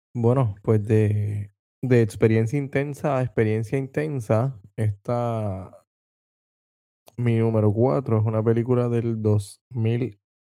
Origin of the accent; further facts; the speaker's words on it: Vega Baja, Puerto Rico; soy de Vega Baja, Vega Baja es la ciudad del melao melao.